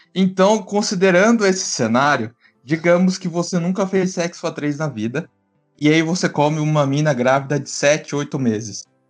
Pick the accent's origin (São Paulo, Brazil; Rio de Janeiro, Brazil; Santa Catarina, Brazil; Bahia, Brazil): São Paulo, Brazil; Eu sou paulista